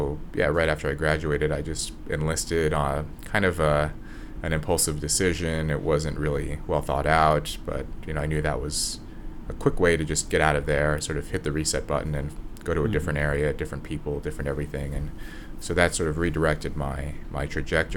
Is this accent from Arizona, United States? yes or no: no; Red Bluff, California, United States; moved away; also born or lived in Los Angeles, California; I call Red Bluff my hometown, but that's just because I live there the longest